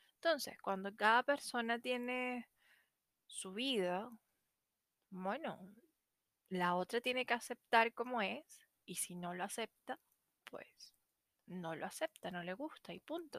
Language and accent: Spanish; Venezuela; moved away as an adult; now in Chile; soy venezolana, porque me vine a Chile